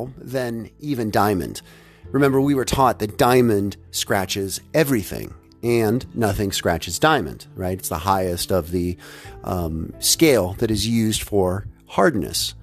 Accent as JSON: {"language": "English", "town": "Houston", "region": "Texas", "country": "United States", "tie": "born or raised there", "said": "growing up in Houston, Texas"}